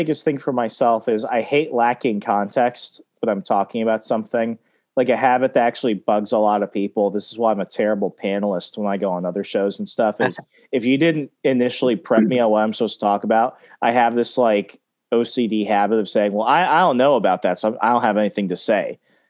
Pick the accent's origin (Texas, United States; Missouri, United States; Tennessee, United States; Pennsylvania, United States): Texas, United States; growing up there, even growing up in Texas, while I never went into Mexico, you have to know what's going on there